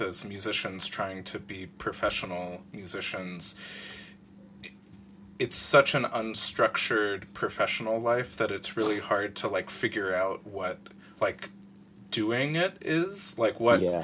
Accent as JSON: {"language": "English", "country": "United States", "said": "an American composer"}